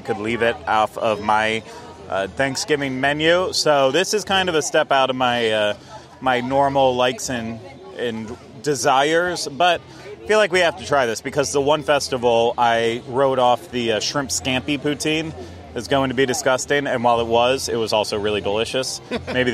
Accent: New Orleans, Louisiana, United States; I am from New Orleans

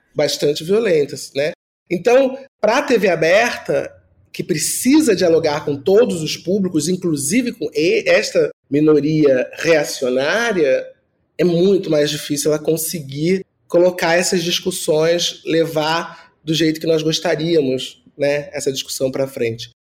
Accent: Rio de Janeiro, Brazil; now in São Paulo, Brazil; venho do Rio de Janeiro, de uma família pobre, do subúrbio

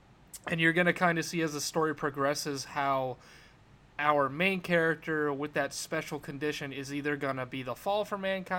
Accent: Worcester, Massachusetts, United States; I'm from Worcester, Massachusetts. I'm a local creator.

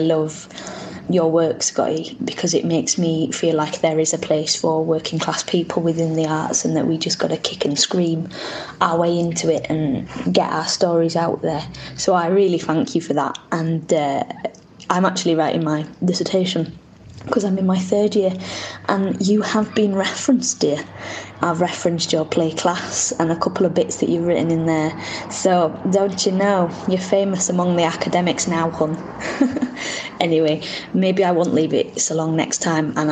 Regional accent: Wakefield, Yorkshire and the Humber, United Kingdom; moved away; I am from Wakefield in West Yorkshire, shaky wakey

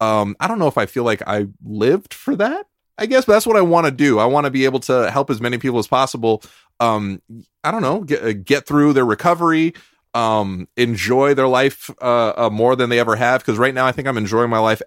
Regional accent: California, United States; I am a Californian.

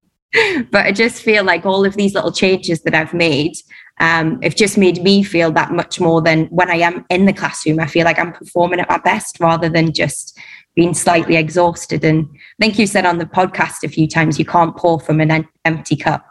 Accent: Durham, North East England, United Kingdom; moved away as an adult; now in Dubai, United Arab Emirates; I'm from Durham

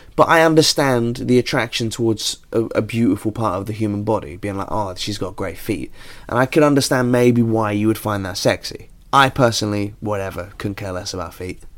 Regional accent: United Kingdom

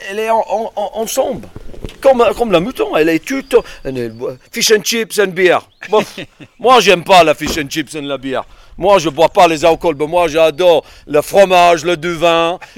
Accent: England, United Kingdom; French is a second language; now in France; Le problème avec les anglais, pas juste les anglais, c'est parce que je suis anglais.

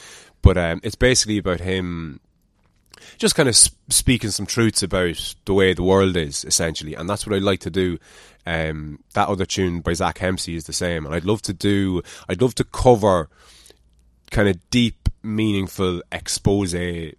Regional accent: Ireland; accent: Irish; In my accent, the Irish accent.

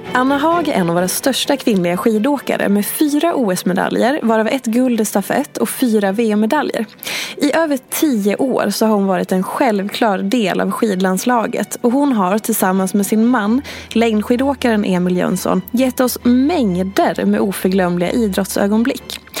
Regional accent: Hedemora, Dalarna County, Sweden; jag är uppvuxen i Hedemora

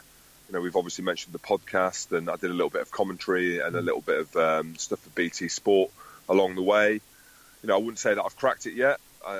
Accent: Scotland, United Kingdom; And, you know, Goody being English and me saying that I'm Scottish.

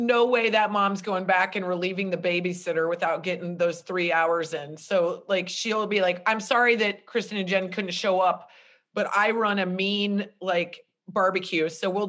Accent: Nebraska, United States; now in Los Angeles, United States; we are both from Nebraska, but we did not meet there. We both moved out to LA at different times.

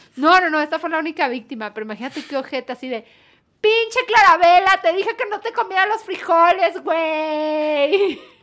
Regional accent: Guadalajara, Jalisco, Mexico; somos de Guadalajara también

